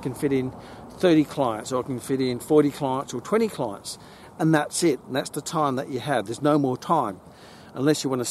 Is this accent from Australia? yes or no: yes; Gold Coast, Queensland, Australia; I grew up on the Gold Coast, on the beaches and the golden beaches.